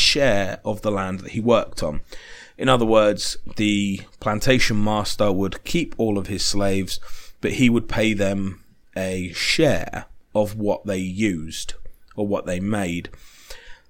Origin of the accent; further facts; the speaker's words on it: United Kingdom; I'm British